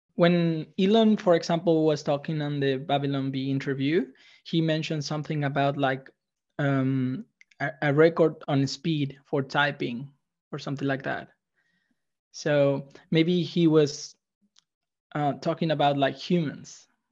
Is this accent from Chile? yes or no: yes; Chile; I'm from Chile